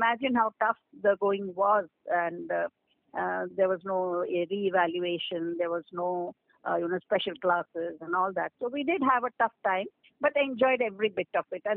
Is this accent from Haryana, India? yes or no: no; Odisha, India; We grew up in Orissa